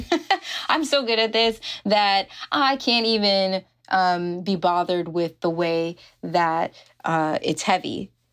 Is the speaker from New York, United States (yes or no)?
yes; New York, United States; moved away as an adult; now in California, United States; I grew up in New York. That's where I'm, was born and raised.